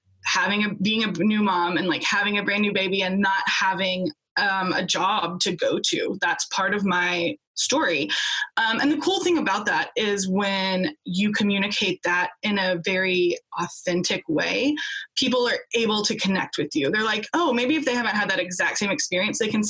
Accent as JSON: {"language": "English", "country": "United States", "also_born_or_lived": "Australia", "said": "We're both American"}